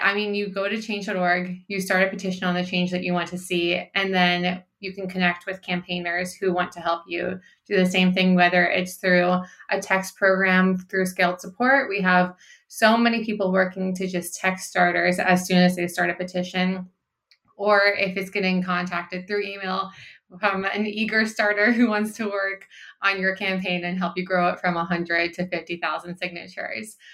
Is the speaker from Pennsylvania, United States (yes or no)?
yes; Pennsylvania, United States; now in California, United States; my home state of Pennsylvania